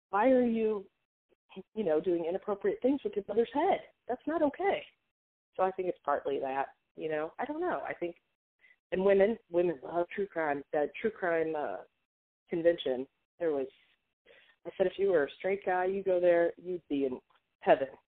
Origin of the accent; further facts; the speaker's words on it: Hollywood, California, United States; and I think growing up in Hollywood, as I think we've talked about, like it's that, it's just that that is not real life.